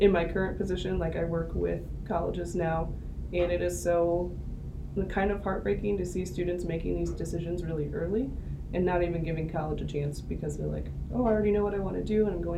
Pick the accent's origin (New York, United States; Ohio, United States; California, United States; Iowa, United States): Iowa, United States; Ogden; also born or lived in Illinois side of the Mississippi River; I went to high school in Ogden, Iowa, which is by Ames, so kind of far from Dubuque, but grew up a lot on the Illinois side of the Mississippi River